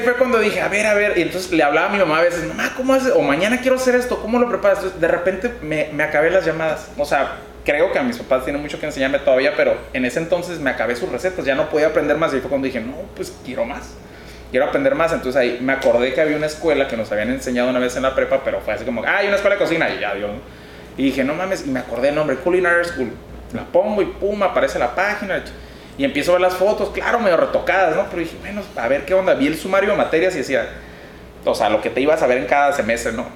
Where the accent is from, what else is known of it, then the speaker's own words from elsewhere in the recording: Mexicali, Baja California, Mexico; also born or lived in Tijuana; Yo aquí de Mexicali, Cachanilla, huevo, este, principalmente, pues, desde que nací me quedé aquí viviendo y estudiando toda, la, eh, toda mi vida